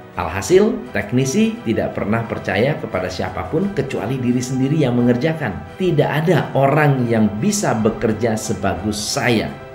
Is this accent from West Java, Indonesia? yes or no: yes; Bogor, West Java, Indonesia; moved away; Setiap kali saya pulang ke Bogor, saya selalu senang, bahagia, bukan karena itu adalah tanah kelahiran saya